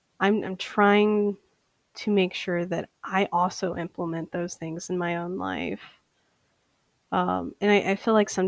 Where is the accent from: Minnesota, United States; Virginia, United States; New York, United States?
Minnesota, United States; Saint Paul; I am from St. Paul, Minnesota.